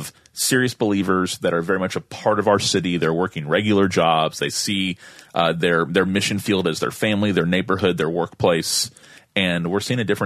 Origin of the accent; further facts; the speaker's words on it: Tallahassee, Florida, United States; I'm from Tallahassee. It's my hometown